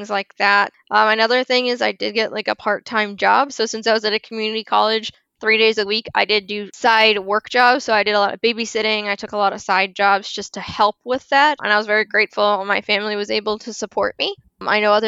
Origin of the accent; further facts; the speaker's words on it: Florida, United States; I am a Floridian. I was born and raised here in Florida